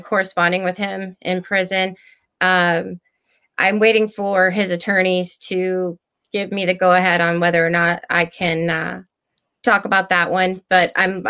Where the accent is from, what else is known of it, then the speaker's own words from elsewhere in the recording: Texas, United States; I came from Texas. We have it there.